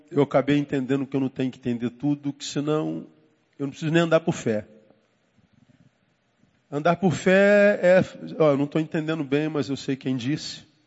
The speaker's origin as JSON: {"language": "Portuguese", "region": "Rio de Janeiro", "country": "Brazil", "tie": "born there", "said": "É, na verdade, eu nasci no Hospital Evangélico da Tijuca."}